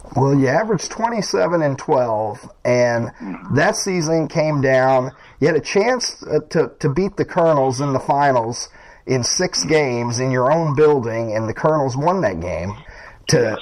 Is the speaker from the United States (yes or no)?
yes; Kentucky, United States; growing up in Kentucky